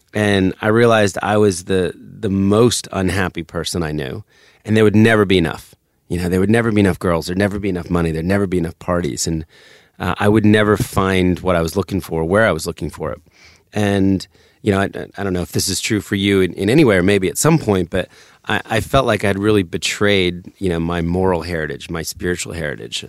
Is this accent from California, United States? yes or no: no; suburbs of New Jersey, United States; also born or lived in Philadelphia, Pennsylvania; I was born in Center City, Philadelphia. And then we moved to the suburbs of Jersey to get closer to his work